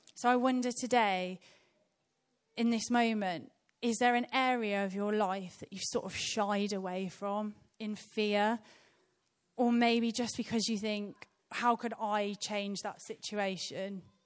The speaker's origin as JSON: {"language": "English", "town": "Birmingham", "region": "West Midlands", "country": "United Kingdom", "tie": "born or raised there", "said": "I was born in Birmingham in a, in a place called Rotten Park."}